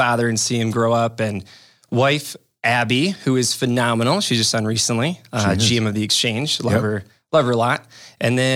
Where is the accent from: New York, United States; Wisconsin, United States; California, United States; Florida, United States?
Wisconsin, United States; Waukesha; moved away as an adult; also born or lived in Whitewater, Wisconsin; now in De Pere, United States; I'm from Waukesha and I went to UW Whitewater for college and then moved up here to run a Cutco office